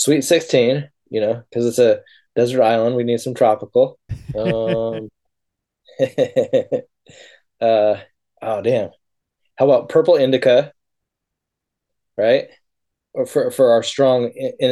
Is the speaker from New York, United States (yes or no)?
no; Humboldt, California, United States; I grew up in Humboldt